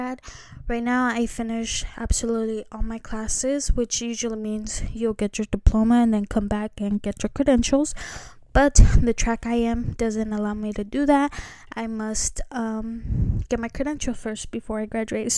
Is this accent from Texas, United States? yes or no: no; California, United States; I am from California